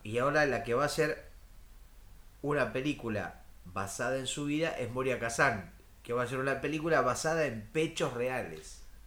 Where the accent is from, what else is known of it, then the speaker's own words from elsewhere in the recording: Argentina; Yo soy de Argentina